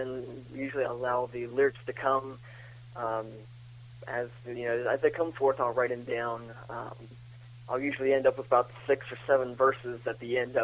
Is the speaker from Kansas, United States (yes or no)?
no; Augusta, West Virginia, United States; Born and raised in Augusta, West Virginia. We're located in the Eastern Panhandle